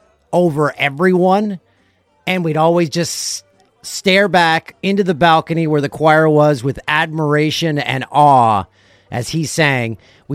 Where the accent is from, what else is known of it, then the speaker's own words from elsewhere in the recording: Peterborough, Ontario, Canada; we would go to Sacred Heart Church in my hometown of Peterborough, Ontario, every Christmas Eve.